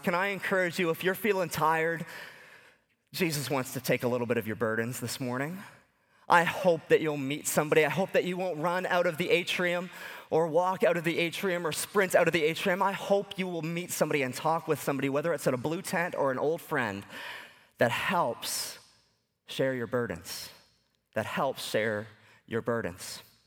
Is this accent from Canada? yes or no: yes; Lower Sackville, Nova Scotia, Canada; growing up in Lower Sackville, Nova Scotia, just ten minutes away from where Sidney Crosby was born